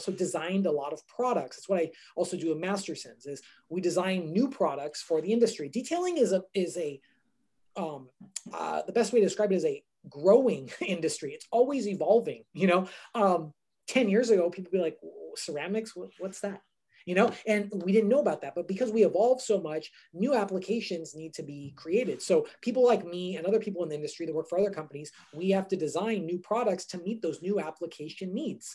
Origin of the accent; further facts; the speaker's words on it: Southern California, United States; I grew up in California, born and raised in Southern California